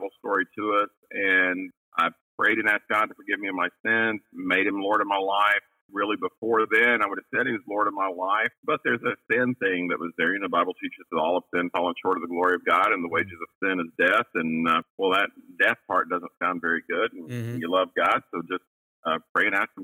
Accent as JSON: {"language": "English", "region": "Western North Carolina", "country": "United States", "tie": "born or raised there", "said": "I grew up in Western North Carolina"}